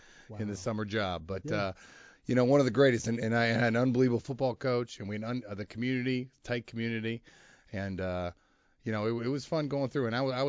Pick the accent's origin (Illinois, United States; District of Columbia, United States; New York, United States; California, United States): Illinois, United States; Wheaton; You know, I grew up in Wheaton, Illinois.